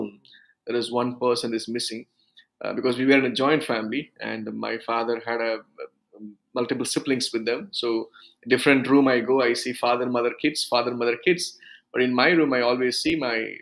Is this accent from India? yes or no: yes; South India, India; first language Urdu; English is a second language; also born or lived in Tenkasi, Tamil Nadu; I came from a Sunni background from South India. We are the group of people. We speak Urdu as a language, as a mother tongue